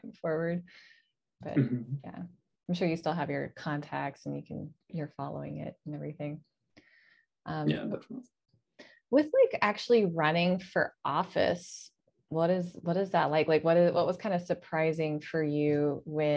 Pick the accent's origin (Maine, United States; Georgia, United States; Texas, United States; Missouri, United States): Georgia, United States; moved away as an adult; now in California, United States; I grew up in Georgia and that's where I did most of my voting until I moved to California